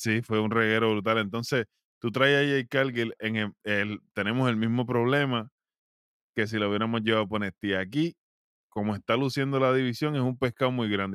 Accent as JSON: {"language": "Spanish", "country": "Puerto Rico", "said": "como buen boricua"}